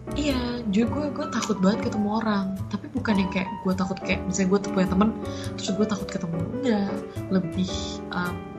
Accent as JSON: {"language": "Indonesian", "region": "Jakarta", "country": "Indonesia", "tie": "born or raised there", "said": "lahir besar di Jakarta mm-hmm. uh, di pinggir di Cibubur ya, gue ya. lahir di Menteng terus um, tinggal gue di Cibubur dari gue kecil"}